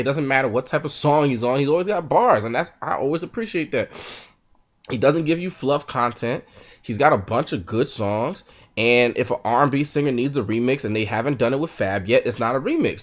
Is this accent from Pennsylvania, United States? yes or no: yes; Philadelphia area, Pennsylvania, United States; I'm from the Philly area